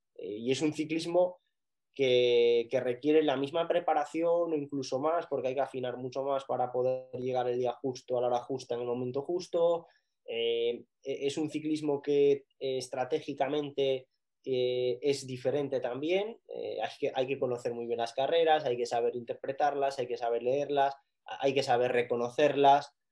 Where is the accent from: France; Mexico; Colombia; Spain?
Spain; Picos de Europa, Asturias; soy asturiano y nací en Picos de Europa